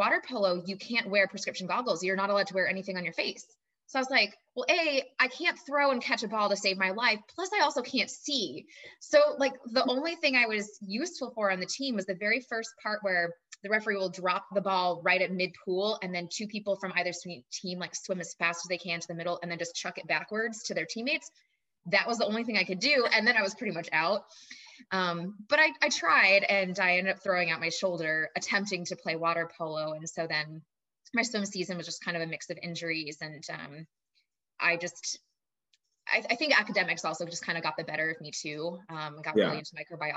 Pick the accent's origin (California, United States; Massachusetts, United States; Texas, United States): Texas, United States; Austin; I grew up in Austin, Texas